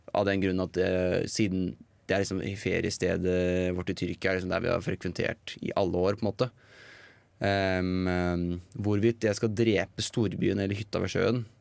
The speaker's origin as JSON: {"language": "Norwegian", "town": "Eina", "region": "Innlandet", "country": "Norway", "said": "jeg er glad i å være liksom hjemme på Eina"}